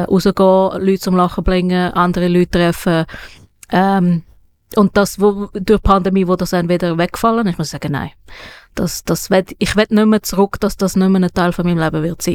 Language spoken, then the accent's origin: German; Switzerland; ich als ähm, Schweizer, weißer Schweizer